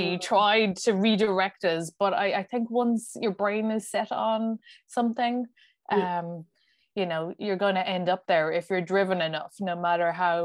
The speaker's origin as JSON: {"language": "English", "town": "Kilkenny", "region": "Leinster", "country": "Ireland", "tie": "born or raised there", "moved": "yes", "lives_now": "Dublin, Ireland", "said": "I live in Dublin now, but I grew up down in Kilkenny"}